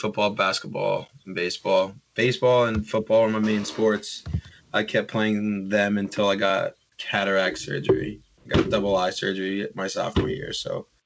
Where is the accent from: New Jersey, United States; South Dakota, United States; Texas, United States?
New Jersey, United States; Emerson; I'm from Emerson.